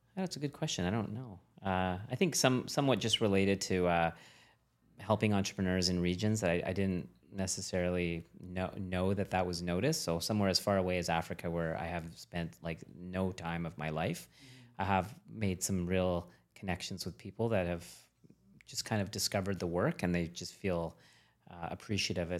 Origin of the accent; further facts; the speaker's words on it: Canada; As a Canadian